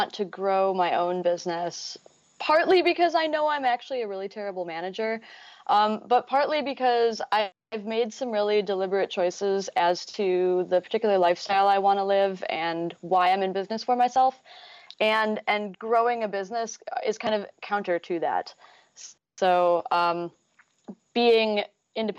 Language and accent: English; Chicago, Illinois, United States; now in Minneapolis, United States; I am a designer and front-end WordPress developer located in Minneapolis. I'm originally from the Chicago area